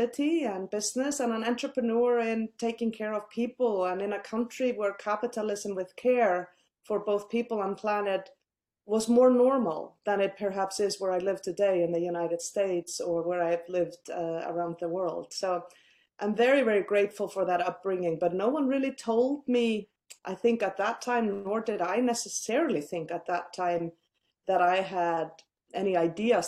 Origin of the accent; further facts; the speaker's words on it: Iceland; I grew up in a country that currently leads the world when it comes to gender equality